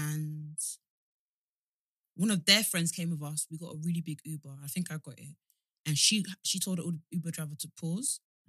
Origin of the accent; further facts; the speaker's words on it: United Kingdom; But we're British. It's in our nature.